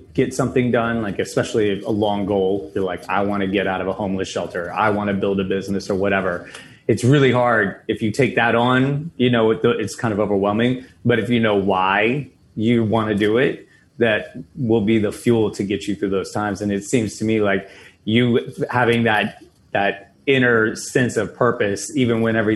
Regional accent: Tennessee, United States; moved away as an adult; also born or lived in Virginia; I'm from Tennessee originally, and I lived in Virginia for a while as well.

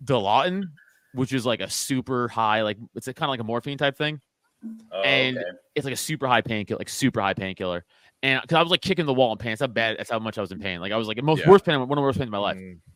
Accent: New York City, New York, United States; growing up in Staten Island, Italian, with the Italian friends and family

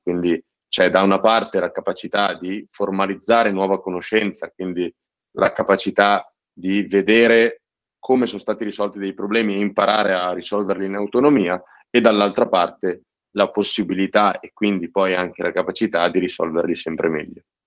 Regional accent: province of Cremona, Lombardy, Italy; io vengo dalla provincia di Cremona

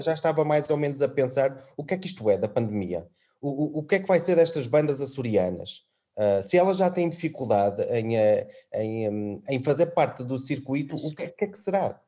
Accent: Trás-os-Montes, Portugal; now in Azores, Portugal; eu sou transmontano

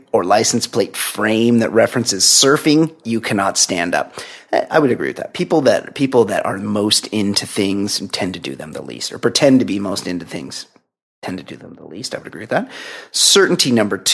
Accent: Costa Mesa, California, United States; I'm from Costa Mesa.

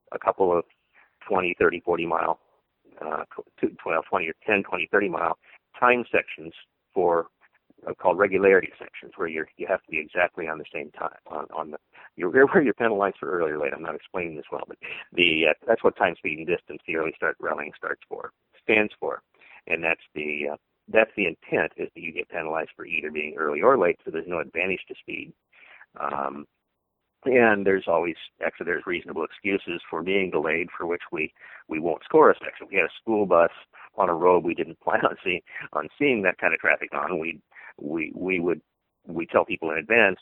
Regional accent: Seattle, Washington, United States; I grew up in Seattle area

